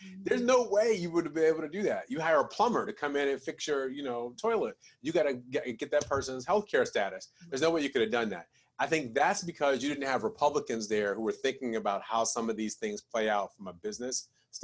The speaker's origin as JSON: {"language": "English", "town": "Detroit", "region": "Michigan", "country": "United States", "tie": "born or raised there", "said": "I grew up in Detroit"}